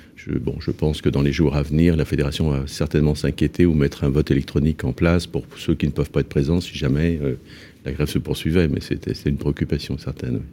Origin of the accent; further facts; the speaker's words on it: Nantes, Pays de la Loire, France; je suis nantais